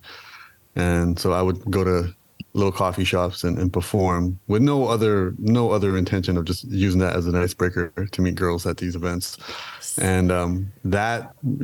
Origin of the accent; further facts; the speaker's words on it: Toronto, Ontario, Canada; I am from Toronto. I was born and raised in Toronto